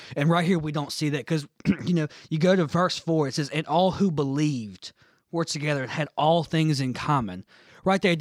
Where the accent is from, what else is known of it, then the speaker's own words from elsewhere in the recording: United States; me as an American Christian